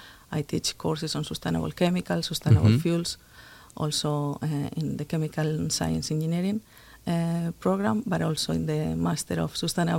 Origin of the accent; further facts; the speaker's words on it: Spain; also born or lived in United States; Yeah, so I'm originally from Spain. I studied there at the University of Zaragoza a long time ago, chemical engineering.